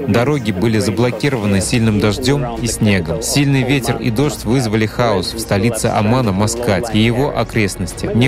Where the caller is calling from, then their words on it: Mogilev, Mogilev Region, Belarus; из Могилева, Беларусь.